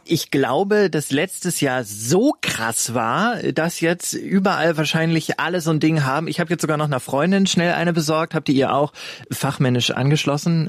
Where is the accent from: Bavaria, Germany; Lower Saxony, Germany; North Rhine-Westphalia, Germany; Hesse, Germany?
North Rhine-Westphalia, Germany; Ruhr area; Ich komme eigentlich aus dem Ruhrgebiet